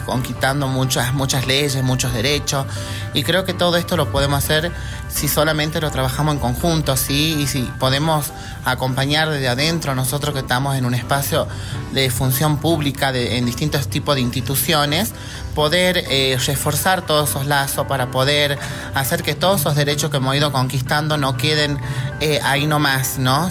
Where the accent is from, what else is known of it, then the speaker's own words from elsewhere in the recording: Tafí del Valle, Tucumán, Argentina; soy de Tafí del Valle